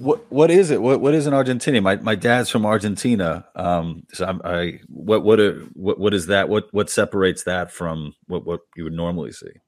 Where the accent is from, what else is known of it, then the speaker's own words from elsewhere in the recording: New York, United States; I'm from New York